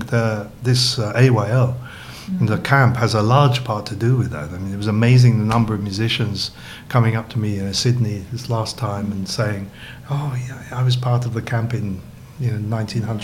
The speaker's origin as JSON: {"language": "English", "region": "England", "country": "United Kingdom", "tie": "born or raised there", "moved": "as an adult", "said": "I was born in England, you know, and studied music very early in a little town that had an amateur orchestra"}